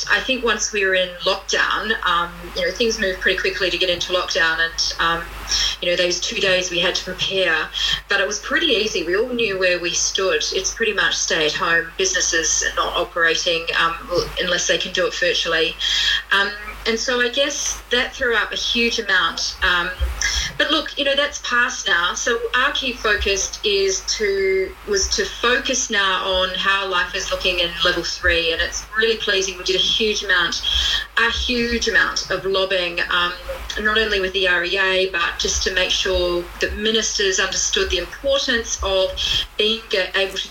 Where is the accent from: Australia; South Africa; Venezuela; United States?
Australia; moved away as an adult; also born or lived in United Kingdom; now in New Zealand; I'm not a Kiwi. So I'm Australian.